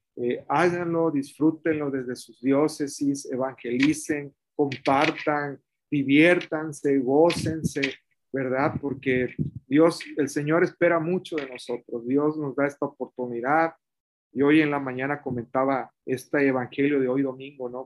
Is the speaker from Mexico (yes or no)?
yes; Mexico